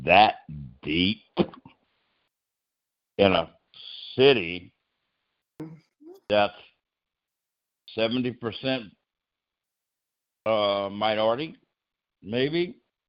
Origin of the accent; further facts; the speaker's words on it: a little town 59 miles from Yuma, Arizona, United States; also born or lived in Los Angeles, California; now in California, United States; I was born in Little Rock, Arkansas, but I was raised in a little town just 59 miles from Yuma, Arizona